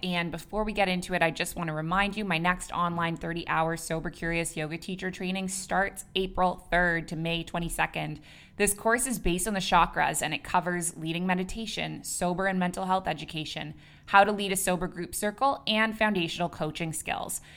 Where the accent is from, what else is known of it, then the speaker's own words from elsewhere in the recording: Canada; moved away as an adult; also born or lived in Dubai / Abu Dhabi; now in Bali, Indonesia; I'm a Canadian who moved across the world at age twenty-three, and I never went back.